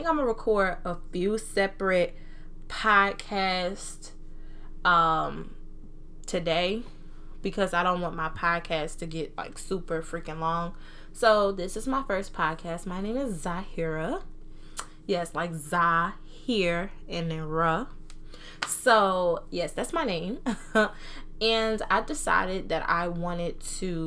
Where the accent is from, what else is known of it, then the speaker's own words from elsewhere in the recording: New Jersey, United States; accent: Southern accent, Jersey accent; I was born and raised in New Jersey, but I was raised by Southern people